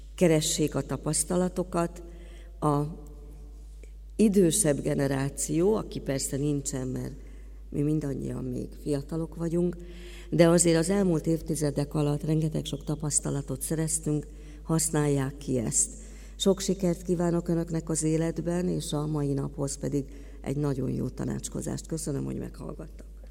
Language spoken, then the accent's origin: Hungarian; Hungary; mint magyar állampolgárok